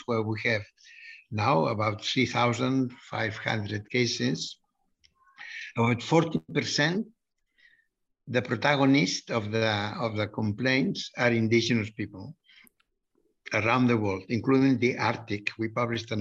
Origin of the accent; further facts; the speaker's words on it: Barcelona, Catalonia, Spain; I am from Barcelona